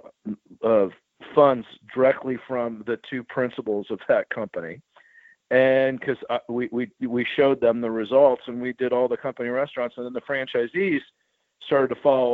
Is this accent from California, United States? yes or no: no; Dayton, Ohio, United States; I happen to be from Dayton. I grew up in Dayton.